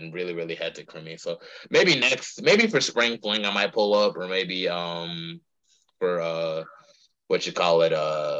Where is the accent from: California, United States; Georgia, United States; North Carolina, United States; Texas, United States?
North Carolina, United States; Charlotte; born or raised there